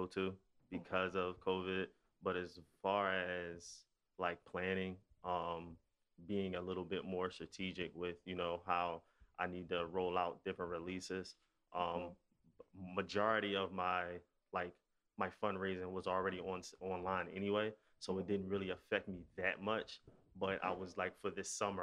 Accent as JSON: {"language": "English", "town": "Philadelphia", "region": "Pennsylvania", "country": "United States", "said": "I'm from West Philly. I actually went to school up the street from here at Ben Franklin"}